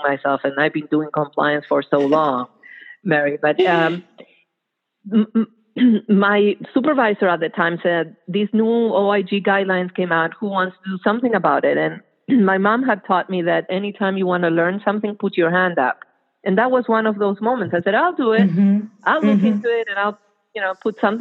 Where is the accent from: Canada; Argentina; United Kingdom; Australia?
Argentina; moved away; That's where I grew up. I grew up in Argentina during the military dictatorship